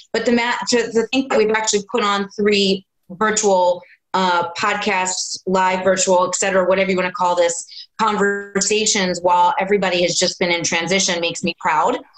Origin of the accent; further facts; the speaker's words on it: New Jersey, United States; moved away as an adult; also born or lived in New York City; I was born and raised in New Jersey